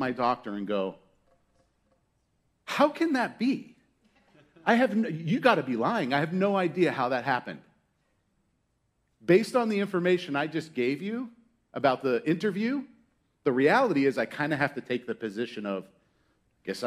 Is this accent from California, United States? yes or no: no; Pittsburgh, Pennsylvania, United States; moved away; I was born in Pittsburgh, Pennsylvania, and there was an amusement park called Kennywood. And I went to Kennywood a lot as a kid